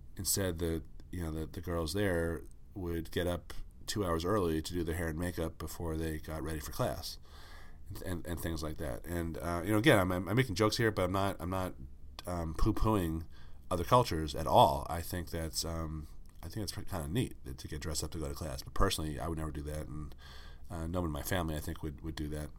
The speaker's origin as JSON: {"language": "English", "region": "Northeast", "country": "United States", "tie": "born or raised there", "said": "I grew up in the Northeast."}